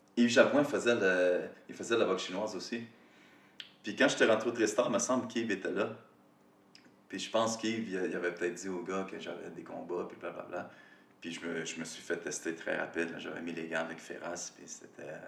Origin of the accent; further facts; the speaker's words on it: Rivière-du-Loup, Quebec, Canada; moved away as an adult; also born or lived in Montreal; j'étais parti de Rivière-du-Loup, j'avais déménagé à Montréal